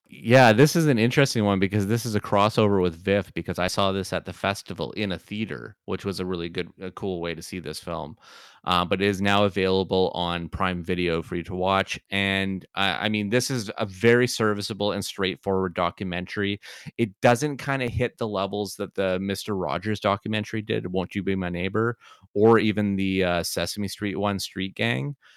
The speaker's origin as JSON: {"language": "English", "country": "Canada", "said": "so ingrained as a Canadian kid of a certain age"}